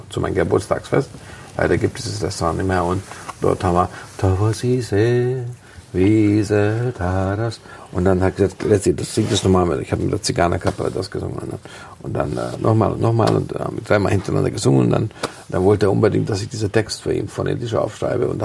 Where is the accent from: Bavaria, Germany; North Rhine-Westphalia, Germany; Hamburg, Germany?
Bavaria, Germany; Munich; In München haben wir noch nie gespielt. Also